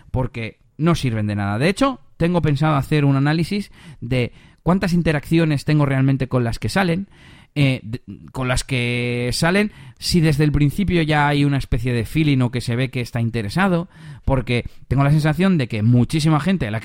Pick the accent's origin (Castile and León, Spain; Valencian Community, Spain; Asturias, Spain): Castile and León, Spain; tuve que, viajar porque era en, la, en las merindades, en la zona de mi pueblo, de hecho ya me quedé allí hasta el domingo